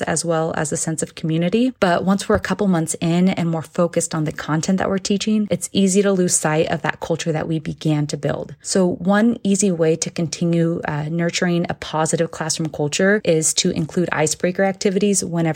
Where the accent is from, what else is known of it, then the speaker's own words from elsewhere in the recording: Sacramento, California, United States; I'm from Sacramento, California